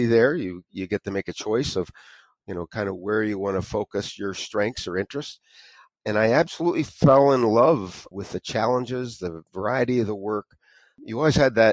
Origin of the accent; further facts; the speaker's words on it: Erie, Pennsylvania, United States; moved away as an adult; now in Ellicottville, United States; I was born in Erie, Pennsylvania